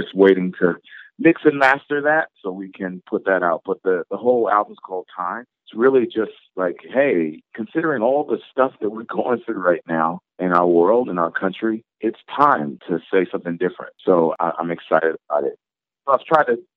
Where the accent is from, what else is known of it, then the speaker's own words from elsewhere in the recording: Baltimore, Maryland, United States; a community in Baltimore, my hometown